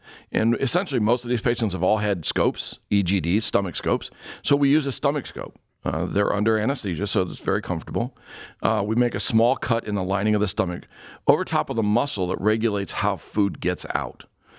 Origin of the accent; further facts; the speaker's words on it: Ohio, United States; I was born and raised in Ohio. I lived all over the state, and you get all four seasons.